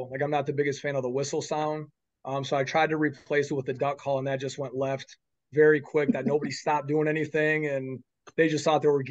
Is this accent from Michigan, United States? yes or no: no; Iowa, United States; I'm from Iowa, so that's always kind of my goal.